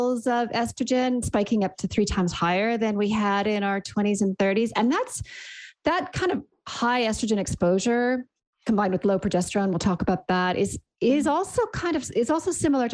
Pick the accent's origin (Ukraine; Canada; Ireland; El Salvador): Canada; accent: Canadian; moved away as an adult; also born or lived in Sydney, Australia; now in New Zealand; You can hear from my accent, I'm Canadian.